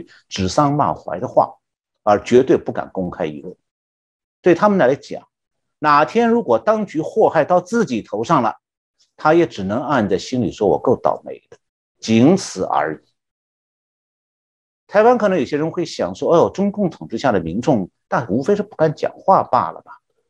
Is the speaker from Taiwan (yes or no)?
no; Shanghai, China; also born or lived in Anhui; now in United States; 我是从小在上海长大的，一直到一九六九年被下放到安徽农村去当农民的时候